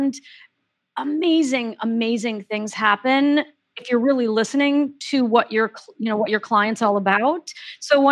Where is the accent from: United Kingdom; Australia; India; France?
France; Paris, Île-de-France; I grew up in Paris